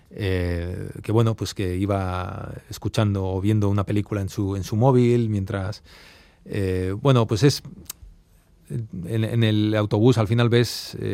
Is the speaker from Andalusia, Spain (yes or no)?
no; Arbizu, Navarre, Spain; moved away as an adult; also born or lived in Brussels / New York; yo soy de Arbizu, de un pueblo de mil habitantes, de Navarra, de, Sacana, ¿no? Y, y, es verdad que ya hace muchos años que, ya vivimos fuera, vivimos en Bruselas también